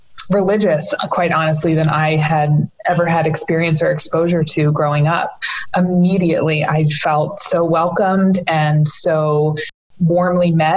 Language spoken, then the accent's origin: English; Pikesville, Maryland, United States; grown up here in the Pikesville area my whole life